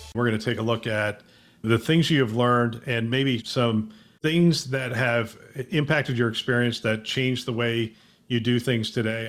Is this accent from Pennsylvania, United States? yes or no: yes; Bethlehem, Pennsylvania, United States; I grew up in Bethlehem, Pennsylvania